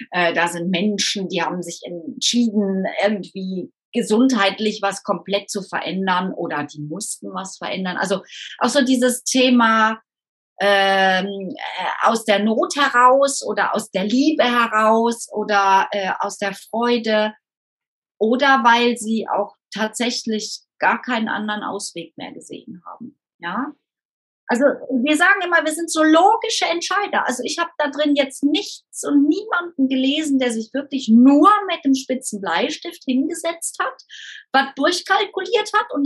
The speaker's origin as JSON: {"language": "German", "region": "Rhineland", "country": "Germany", "said": "Ich bin Rheinländerin, ich feiere irgendwie das Leben"}